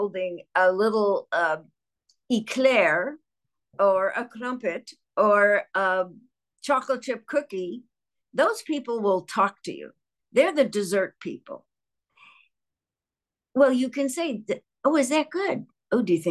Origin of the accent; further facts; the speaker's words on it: Chicago, Illinois, United States; I'm from Chicago, and our downtown was called The Loop.